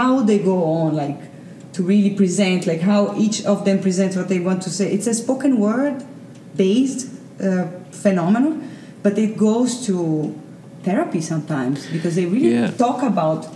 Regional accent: Recife, Pernambuco, Brazil; also born or lived in Netherlands; we come from Recife to a city that is Toronto

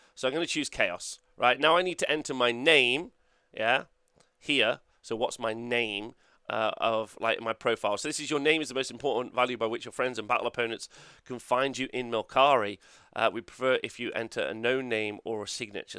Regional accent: Nottingham, East Midlands, United Kingdom; I'm from United Kingdom. Okay, easy peasy, right? Unfortunately, not Europe. Uh, and then Nottingham

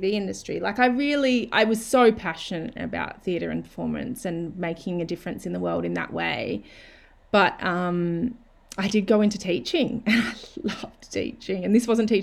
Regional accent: Australia; moved away as an adult; wanting to move back to Australia and my hometown

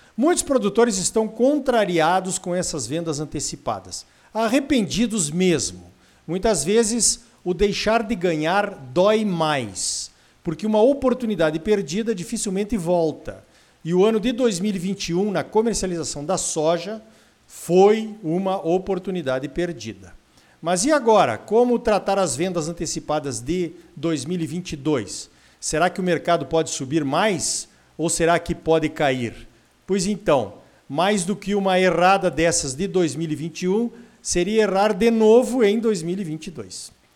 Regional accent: Brazil; nós produzimos aqui no Brasil

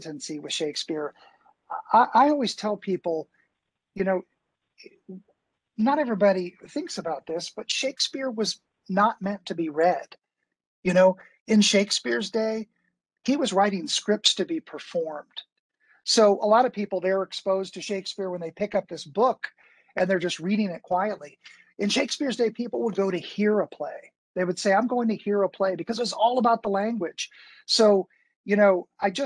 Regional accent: Bowling Green, Kentucky, United States; also born or lived in Chicago; now in Louisville, United States; I grew up in Bowling Green and I was in Chicago as an actor

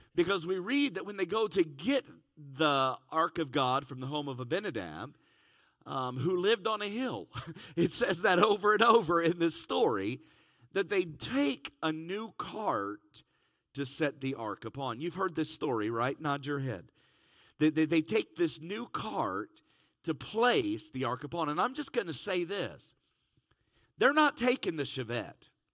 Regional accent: Cincinnati, Ohio, United States; I'm from Cincinnati

